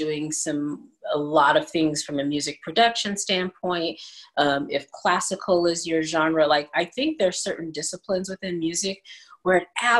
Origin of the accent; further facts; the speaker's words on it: California, United States; also born or lived in Chattanooga, Tennessee; now in Las Vegas, United States; So I was born in Tennessee, in Chattanooga, but moved to California probably around age 4, because that's where my mom was from and her parents.